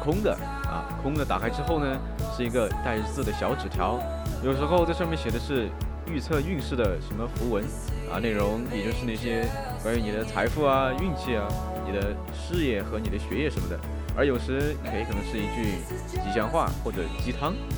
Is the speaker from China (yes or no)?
yes; China; 我们中国人